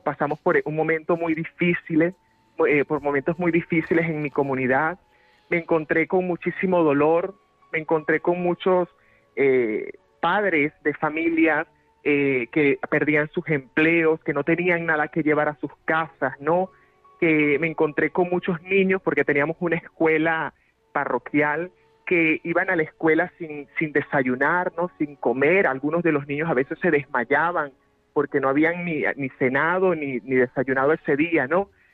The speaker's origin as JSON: {"language": "Spanish", "country": "Venezuela", "moved": "as an adult", "lives_now": "Madrid, Spain", "said": "los pobres, los empobrecidos en mi país han sido mis maestros"}